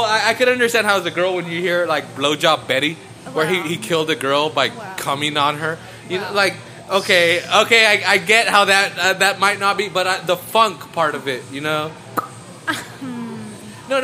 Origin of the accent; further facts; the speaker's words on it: Northern California, United States; we're from Northern California.